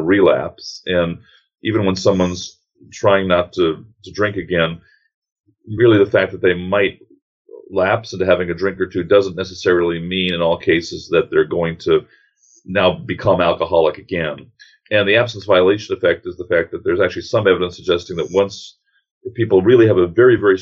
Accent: New York City, New York, United States; now in Atlanta, United States; from New York City originally. Grew up a couple of blocks away from a man who's been on the news occasionally

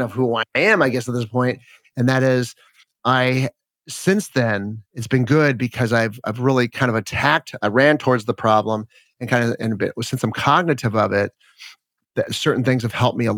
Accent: Los Angeles, California, United States; I grew up in Los Angeles

